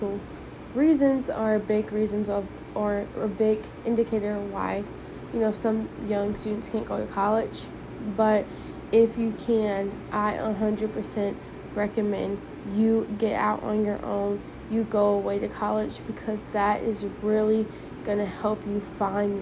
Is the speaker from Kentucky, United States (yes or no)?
no; St. Louis, Missouri, United States; my hometown is, St. Louis